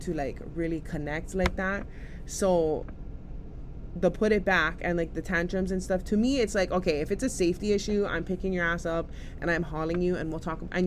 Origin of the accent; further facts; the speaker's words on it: Hawaii, United States; a piece of land in my homeland, in my hometown community